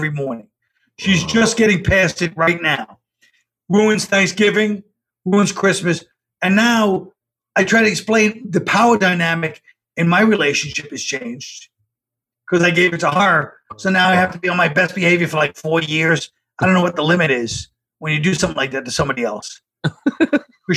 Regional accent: New York City, New York, United States; I grew up near it, but I grew up in Park Slope, but Bay Ridge is right next door almost

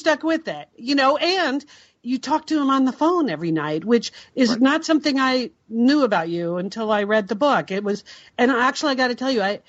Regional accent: East Coast, United States; moved away as an adult; also born or lived in Portland, Oregon; We grew up on the East Coast, and when I moved west, moved to Portland to come work for you at Nike

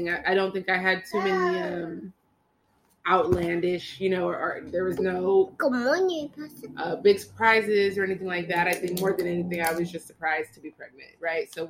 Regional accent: California, United States; born and raised in Cali. Yes, we're California girls

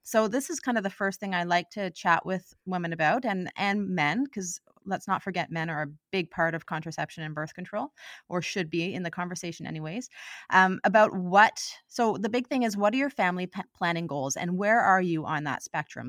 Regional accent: Ottawa, Ontario, Canada; moved away as an adult; also born or lived in Halifax / Vancouver; now in Victoria, Canada; I am originally from Ottawa

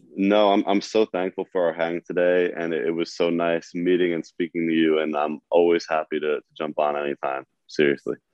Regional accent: New York, United States; I was being a New Yorker

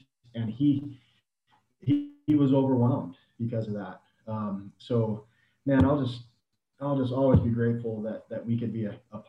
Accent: Mesa, Arizona, United States; I grew up in the Mesa area

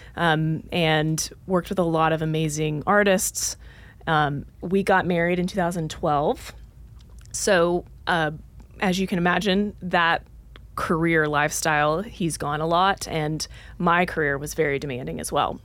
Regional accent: Dallas, Texas, United States; moved away as an adult; also born or lived in Oklahoma; now in Nashville, United States; I grew up in Dallas, Texas, went to school at the University of Oklahoma

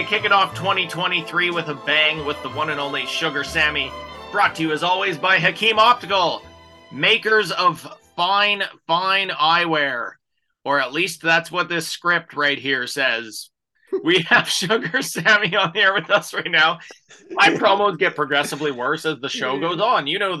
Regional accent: Thunder Bay, Ontario, Canada; now in Toronto, Canada; It took me 15 years of Toronto radio to not sound like I'm from Fargo anymore, because I'm from Thunder Bay.

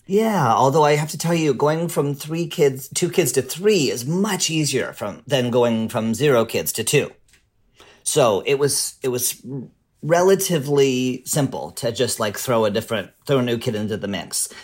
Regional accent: Canada; now in Portland, United States; I'm a Canadian immigrant to the U.S.

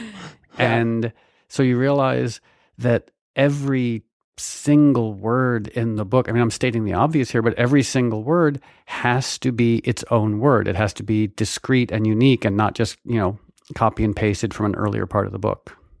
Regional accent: Connecticut, United States; I grew up in Connecticut

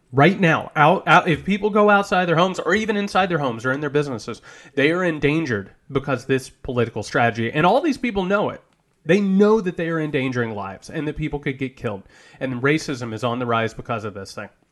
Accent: Indiana, United States; I'm from Indiana

